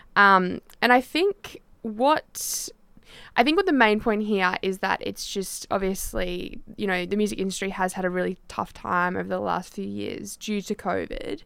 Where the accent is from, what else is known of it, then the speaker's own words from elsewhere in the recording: Tasmania, Australia; I grew up in Tassie